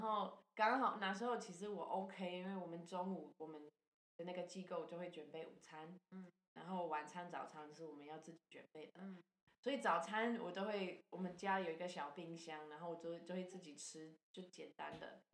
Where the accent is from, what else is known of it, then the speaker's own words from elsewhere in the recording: Ontario, Canada; Chinese is a second language; moved away as an adult; now in Taiwan; 我是加拿大人，然后 我其实是很，好久，好久年前来台湾